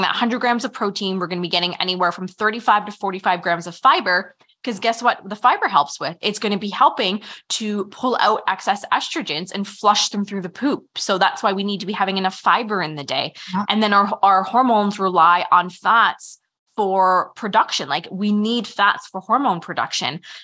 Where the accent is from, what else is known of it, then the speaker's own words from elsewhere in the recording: Canada; we're Canadian